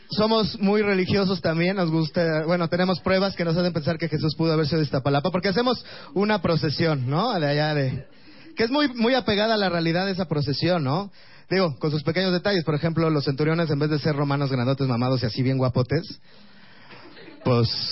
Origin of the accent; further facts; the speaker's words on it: Mexico City, Mexico; soy de Iztapalapa